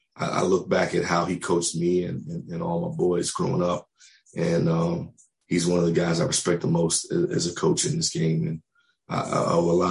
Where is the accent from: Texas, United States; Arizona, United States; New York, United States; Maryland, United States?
Maryland, United States; Silver Spring; moved away; I grew up in the Silver Spring area. I'm a Montgomery Blair